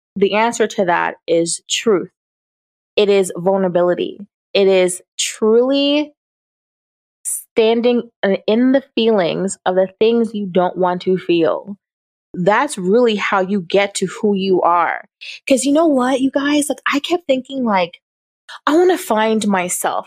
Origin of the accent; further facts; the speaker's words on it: Jamaica; I'm Jamaican